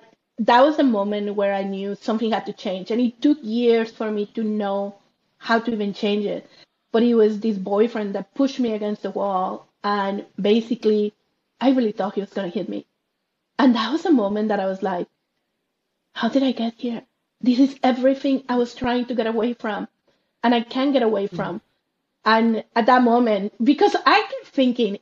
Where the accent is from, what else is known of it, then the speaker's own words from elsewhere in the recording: Monterrey, Nuevo León, Mexico; moved away; I grew up in Mexico, in Monterrey, Mexico.